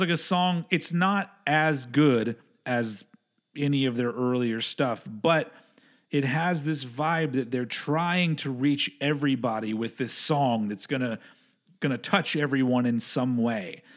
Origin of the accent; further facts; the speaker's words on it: Texas, United States; moved away; I grew up in Texas